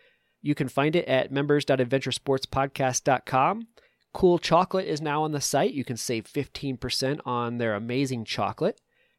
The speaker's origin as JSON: {"language": "English", "region": "Connecticut", "country": "United States", "moved": "yes", "lives_now": "Colorado, United States", "said": "I am an East Coaster. 20 years ago, I moved to Colorado from the East Coast up in Connecticut."}